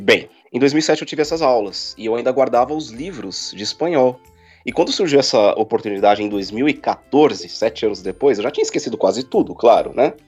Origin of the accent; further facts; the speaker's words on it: São Paulo, Brazil; moved away as an adult; now in Chile; Eu nasci em São Paulo, capital mesmo. Vivi até os seis anos na, no bairro da Barra Funda. E depois eu fui me esconder no Tremembé